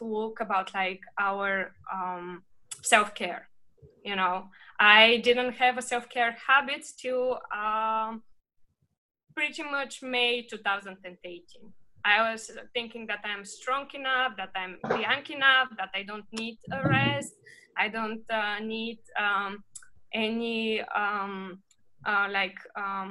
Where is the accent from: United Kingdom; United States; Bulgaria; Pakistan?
Bulgaria; moved away; when I was growing up in Bulgaria.